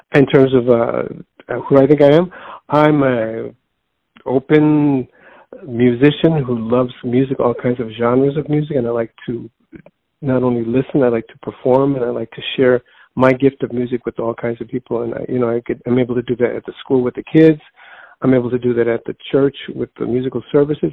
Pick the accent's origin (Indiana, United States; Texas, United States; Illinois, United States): Illinois, United States; Chicago; born and raised in Chicago